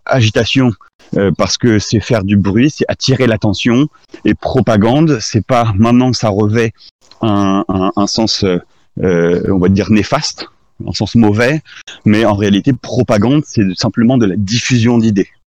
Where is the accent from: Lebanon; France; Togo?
France; en tant que Français, pas forcément en tant que catholique, donc Français